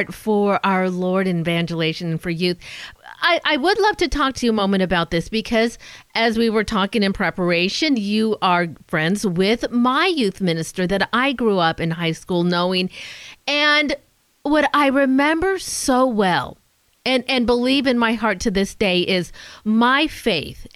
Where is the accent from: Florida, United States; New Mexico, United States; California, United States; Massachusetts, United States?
California, United States; Southern; moved away; I'm a SoCal girl myself